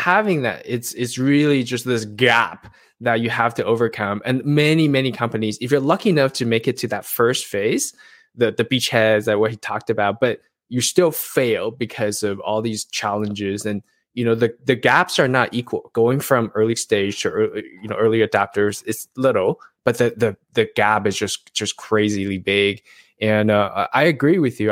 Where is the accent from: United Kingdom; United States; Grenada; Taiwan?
Taiwan; I'm from Taiwan